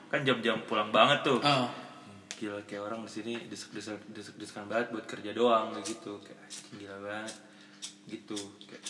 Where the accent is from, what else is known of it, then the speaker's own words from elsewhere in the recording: Makassar, South Sulawesi, Indonesia; gue juga dari Makassar